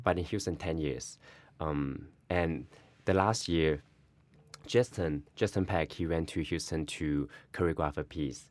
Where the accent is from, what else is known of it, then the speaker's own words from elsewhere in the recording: Guangdong, China; now in New York City, United States; I am from China, Guangdong.